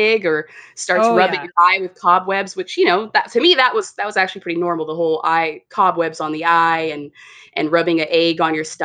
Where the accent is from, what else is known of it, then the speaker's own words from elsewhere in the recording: California, United States; That's where we grew up in California, and we grew up around that a lot.